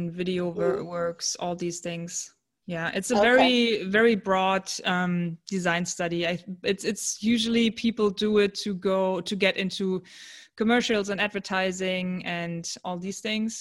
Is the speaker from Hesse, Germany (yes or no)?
no; Cologne, North Rhine-Westphalia, Germany; I'm from Germany in Cologne